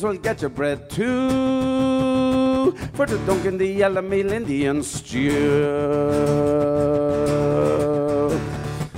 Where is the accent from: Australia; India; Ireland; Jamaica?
Ireland; I'm here from Ireland